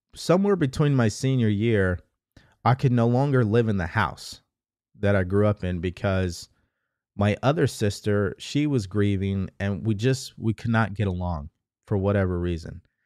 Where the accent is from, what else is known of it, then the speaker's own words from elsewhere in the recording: California, United States; also born or lived in Houston, Texas; I'm from California